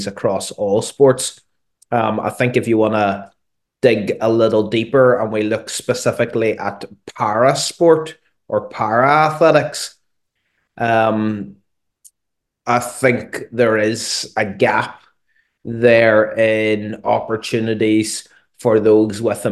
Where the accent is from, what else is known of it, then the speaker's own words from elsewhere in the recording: Derry, Northern Ireland, United Kingdom; I grew up in Derry